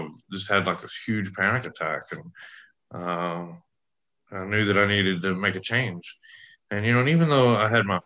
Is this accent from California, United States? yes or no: no; West Texas, United States; I grew up in West Texas